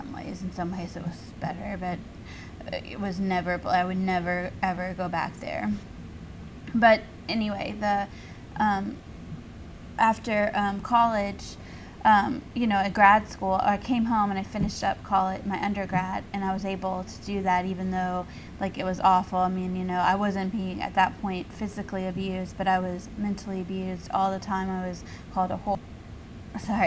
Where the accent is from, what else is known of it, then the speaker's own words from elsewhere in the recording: the South, United States; where I grew up in the South, there weren't a lot of Mormons, period.